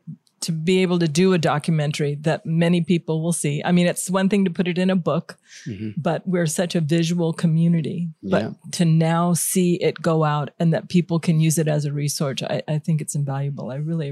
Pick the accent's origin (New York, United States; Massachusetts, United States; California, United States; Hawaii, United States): Hawaii, United States; Oahu; I'm born and raised in Hawaii, mostly Oahu